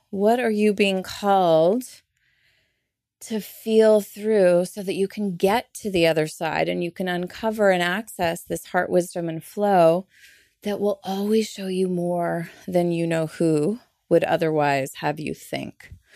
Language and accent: English; Canada; I'm Canadian. I'm so not Southern, and here I am sounding Southern